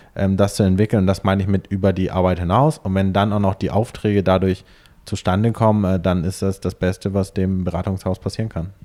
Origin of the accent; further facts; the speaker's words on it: Hamburg, Germany; ich bin in Hamburg am Stadtrand geboren, ähm, bin dort zur Schule gegangen, habe mein Abitur dort gemacht